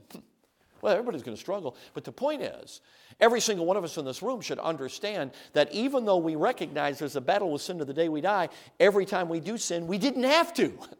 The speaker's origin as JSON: {"language": "English", "town": "Chicago", "region": "Illinois", "country": "United States", "tie": "born or raised there", "said": "I grew up in the suburbs of Chicago."}